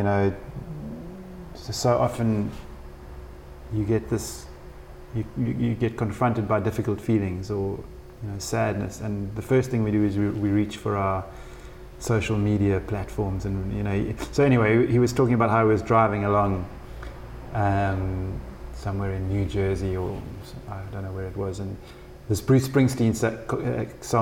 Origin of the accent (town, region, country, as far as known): East London, Eastern Cape, South Africa; born or raised there